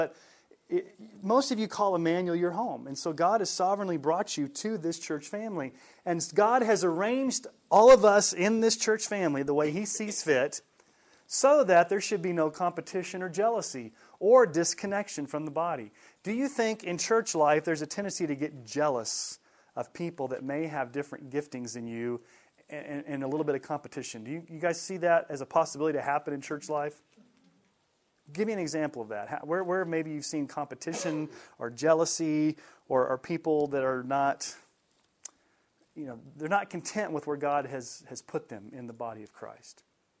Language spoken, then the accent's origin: English; Colorado, United States; I grew up in Colorado.